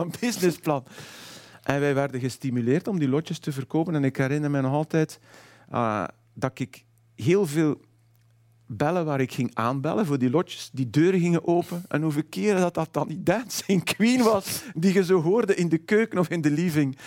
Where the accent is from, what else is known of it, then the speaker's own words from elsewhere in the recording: Waarschoot, Flanders, Belgium; ik ben van Warham, dus dat soort types als Willy Nasus ken ik, want dat zijn mensen uit mijn jeugd.